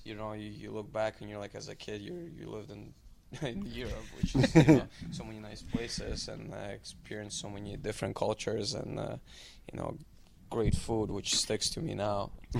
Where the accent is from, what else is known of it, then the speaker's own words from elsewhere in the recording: Milwaukee, Wisconsin, United States; born there; also born or lived in Germany / Switzerland / Italy / Moscow, Russia; I was born in Milwaukee, lived in Germany, Switzerland, Italy, then 10 years in Moscow, then played in minor midget in Chicago, and then in Canada